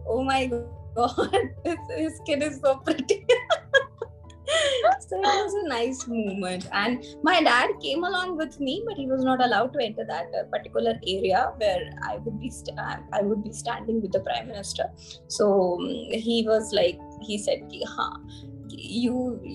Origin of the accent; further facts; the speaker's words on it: Varanasi, Uttar Pradesh, India; I am from Varanasi